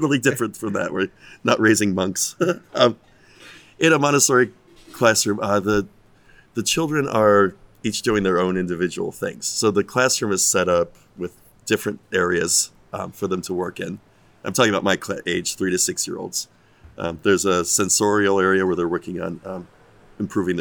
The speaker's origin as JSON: {"language": "English", "country": "United States", "moved": "as an adult", "said": "I'm American"}